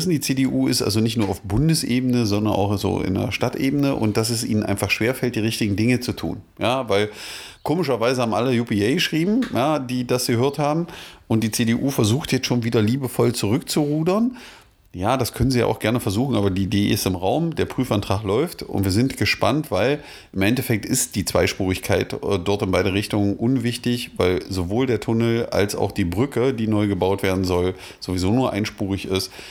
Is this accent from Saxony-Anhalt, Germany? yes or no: yes; Magdeburg, Saxony-Anhalt, Germany; Ja, da waren wir als Magdeburger doch äh, ein bisschen neidisch. Ha? weil äh, in Magdeburg gibt es, glaube ich, nur eine und die verdient den Begriff nicht.